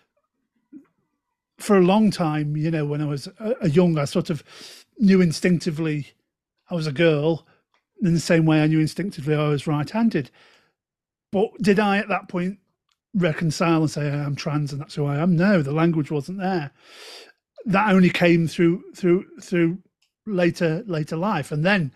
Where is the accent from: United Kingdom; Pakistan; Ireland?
United Kingdom; Stoke-on-Trent, West Midlands; Hey up, ducks, as I'm saying from Stoke